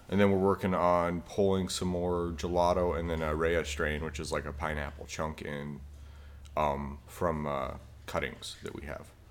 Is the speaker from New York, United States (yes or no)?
no; Utah, United States; I grew up in Utah